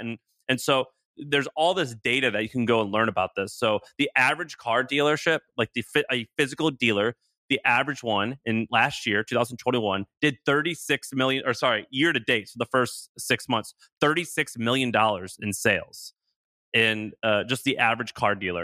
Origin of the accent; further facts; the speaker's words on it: Missouri, United States; moved away; also born or lived in Tennessee; I'm from Missouri. I lived in Tennessee, so I'm kinda Southern